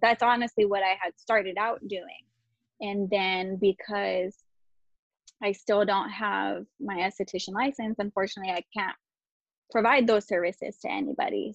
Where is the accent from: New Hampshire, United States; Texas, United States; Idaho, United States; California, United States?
California, United States; Chino; also born or lived in Ontario, California; I grew up here, so I'm from Chino, like surrounding area, maybe Ontario